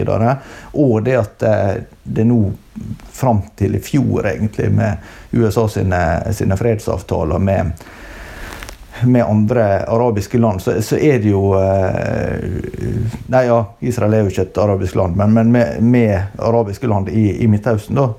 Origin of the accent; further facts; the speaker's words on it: Norway; vi som nordmenn